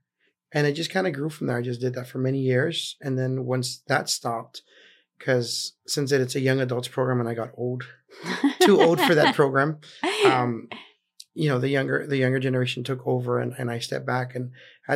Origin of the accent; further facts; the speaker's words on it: Laredo, Texas, United States; also born or lived in Corpus Christi, Texas; I'm from Laredo. Born and raised, but when I went to college, I moved to Corpus.